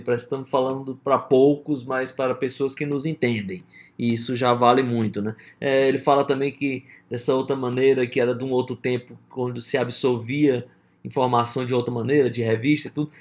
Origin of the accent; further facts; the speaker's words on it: Brazil; sou do Brasil